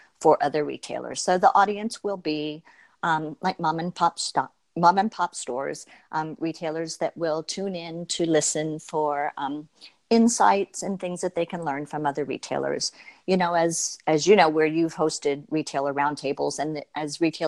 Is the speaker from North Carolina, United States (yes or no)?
no; Florida, United States; moved away as an adult; now in New York, United States; I was a native Floridian. So I've lived my entire life as a Floridian.